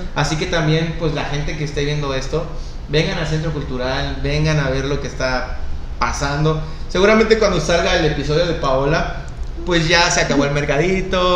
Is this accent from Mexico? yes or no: yes; Mexico; nacimos en México